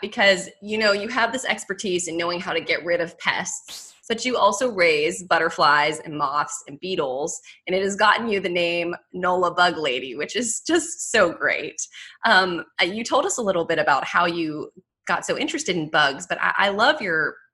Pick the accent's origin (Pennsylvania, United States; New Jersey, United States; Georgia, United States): Pennsylvania, United States; Pittsburgh; moved away; I'm originally from Pittsburgh, Pennsylvania